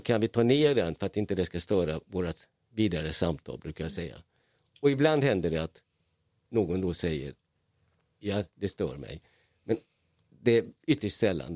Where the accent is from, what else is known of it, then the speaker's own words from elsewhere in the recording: Hungary; now in Malmö, Sweden; I Ungern där jag är född